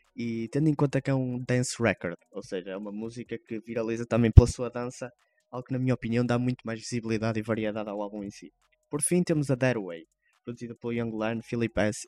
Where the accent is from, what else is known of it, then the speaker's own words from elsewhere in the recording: Vila Nova de Gaia, Norte, Portugal; cá de Gaia, de onde eu sou natural